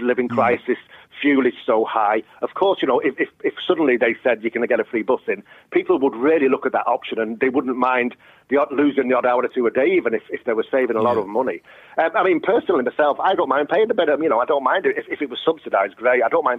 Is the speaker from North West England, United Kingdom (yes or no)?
yes; Warrington, North West England, United Kingdom; moved away as an adult; also born or lived in London; now in Cork, Ireland; I'm from Warrington